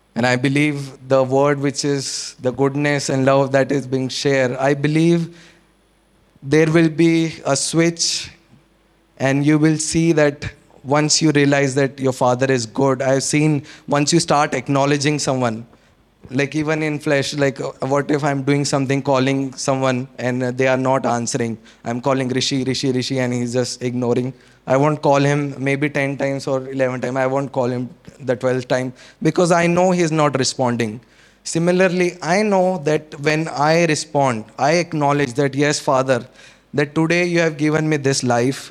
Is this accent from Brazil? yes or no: no; Chandigarh, India; also born or lived in Solan, Himachal Pradesh; we came down from Solan to Chandigarh, and uh, uh, even the school we got